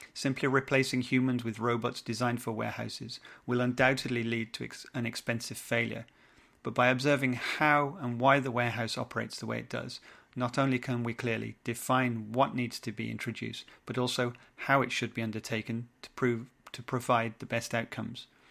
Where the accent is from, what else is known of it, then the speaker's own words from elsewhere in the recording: England, United Kingdom; now in French West Indies; I'm an Englishman in the French West Indies